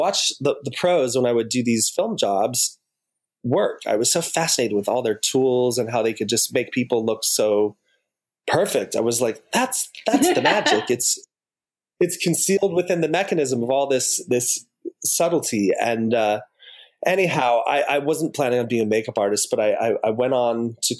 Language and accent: English; Utah, United States; moved away as an adult; now in Los Angeles, United States; I was born in Utah and born into a family that practiced the Mormon or Latter-day Saints religion